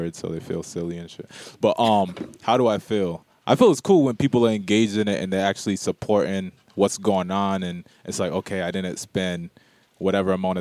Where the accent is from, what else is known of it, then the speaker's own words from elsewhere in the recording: Providence, Rhode Island, United States; I'm from Rhode Island, you know, but I lived in Silver Lake.